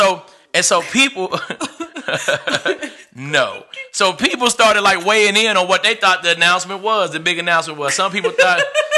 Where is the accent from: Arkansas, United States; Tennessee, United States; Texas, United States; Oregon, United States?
Arkansas, United States; Fort Smith; moved away as an adult; also born or lived in North Carolina; now in Charlotte, United States; I'm born and raised in Fort Smith, Arkansas, right? 11 years ago, I made a journey here with two of my brothers, Chris Williams, Lenny West, and we moved to North Carolina, right?